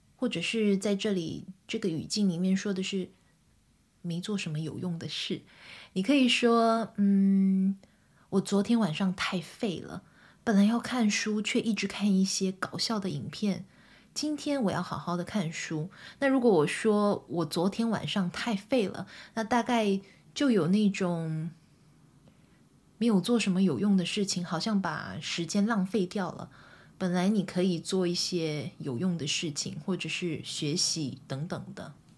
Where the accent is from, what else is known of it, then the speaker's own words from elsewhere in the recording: southern Taiwan, Taiwan; moved away; 因为我从小在台湾长大，在台湾的南部长大